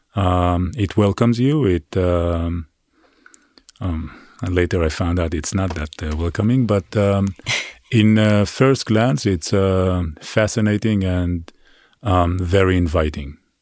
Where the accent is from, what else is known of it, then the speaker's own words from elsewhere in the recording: Israel; now in New York City, United States; I grew up on a farm in Israel.